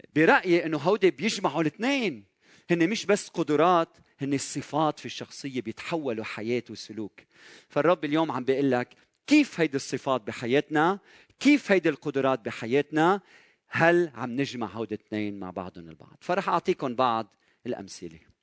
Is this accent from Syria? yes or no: no; Lebanon; بلدنا لبنان